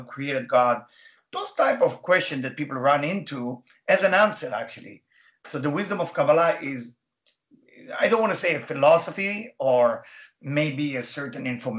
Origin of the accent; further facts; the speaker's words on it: Israel; English is a second language; moved away; as you can hear my accent, I was born in Israel